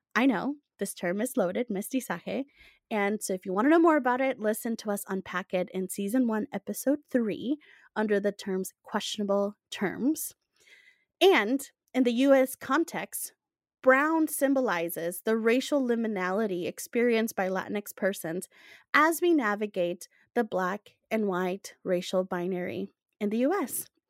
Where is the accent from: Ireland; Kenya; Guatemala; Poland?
Guatemala; now in United States; growing up in Guatemala